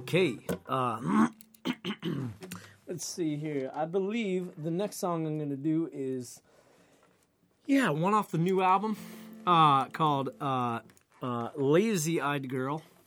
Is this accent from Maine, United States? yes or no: yes; Maine, United States; now in Somerville, United States; I'm from Maine originally